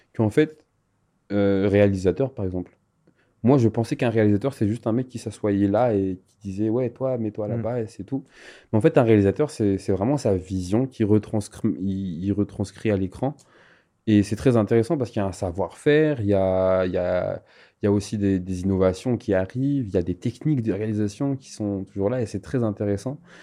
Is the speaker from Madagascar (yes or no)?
yes; Madagascar; je viens de Madagascar